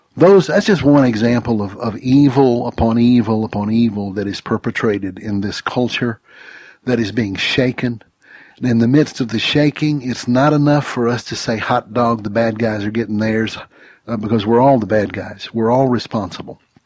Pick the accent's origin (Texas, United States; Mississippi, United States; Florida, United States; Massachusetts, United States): Mississippi, United States; I grew up in Mississippi, just over the line